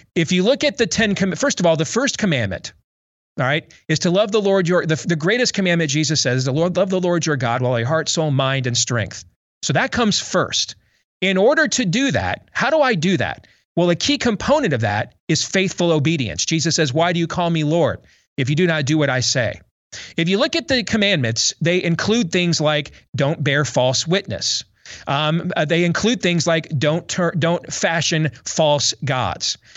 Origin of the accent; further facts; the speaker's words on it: Iowa, United States; my home state